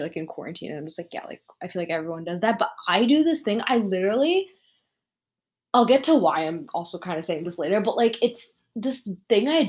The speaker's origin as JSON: {"language": "English", "country": "United States", "tie": "born or raised there", "said": "I was born and raised in America"}